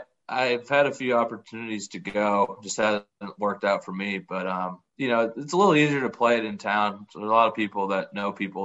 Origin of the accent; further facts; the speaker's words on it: Fargo, North Dakota, United States; moved away as an adult; now in Texas, United States; We're from Fargo, North Dakota originally.